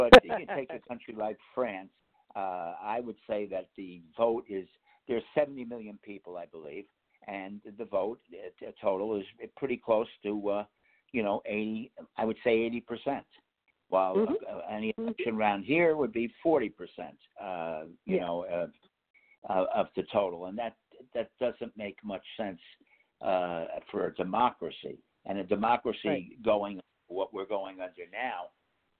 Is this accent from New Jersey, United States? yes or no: yes; Bergen County, New Jersey, United States; now in Sussex County, New Jersey, United States; I came from Bergen County up the border